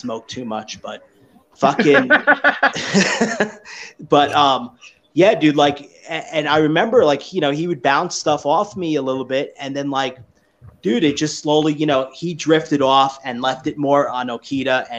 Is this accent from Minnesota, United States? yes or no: no; New York, United States; me growing up in New York